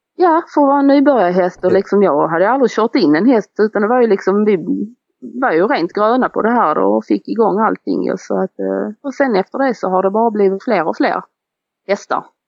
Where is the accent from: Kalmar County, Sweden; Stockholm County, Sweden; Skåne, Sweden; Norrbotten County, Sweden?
Skåne, Sweden; Beddingestrand; vi är ju födda nere i Beddingestrand i ett samhälle där nere och vi bodde i en villa ju.